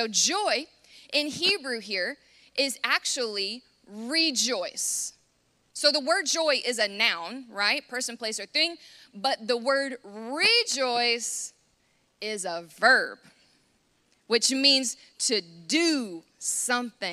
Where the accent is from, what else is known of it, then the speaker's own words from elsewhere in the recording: United States; as an American